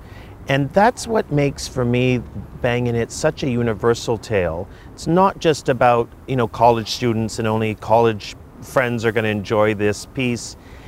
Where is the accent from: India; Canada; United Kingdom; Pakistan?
Canada; I'm Canadian born, but I have American citizenship, and my nationality is Canadian born, but I'm Japanese and I'm Chinese.